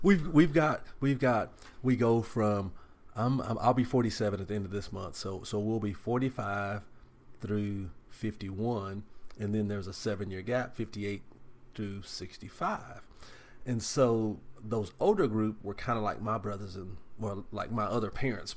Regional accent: Tyler, Texas, United States; I'm from Tyler and I grew up in Tyler

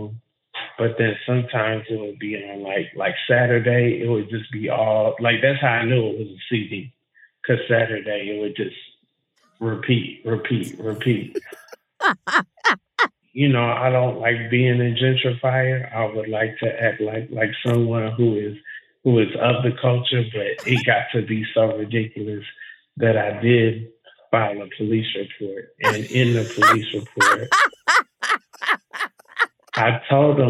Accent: Atlanta, Georgia, United States; also born or lived in New York; now in Los Angeles, United States; I'm from Young Jockland, USA. Like, I'm from Atlanta

